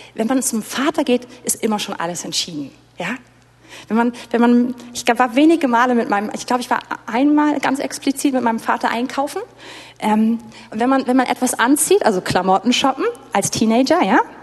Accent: Berlin, Germany; als Deutsche und als Berliner

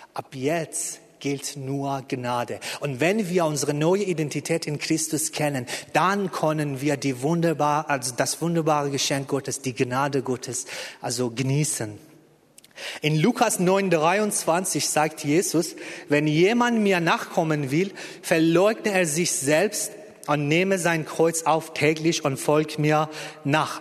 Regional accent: Iran; German is a second language; moved away as an adult; now in Berlin, Germany; Ich bin im Iran geboren und äh, bis Anfang 30 da gewesen

